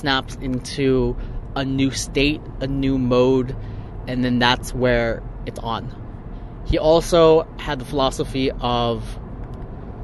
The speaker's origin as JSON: {"language": "English", "area": "Orange County", "region": "California", "country": "United States", "said": "I'm from LA, I'm from Orange County."}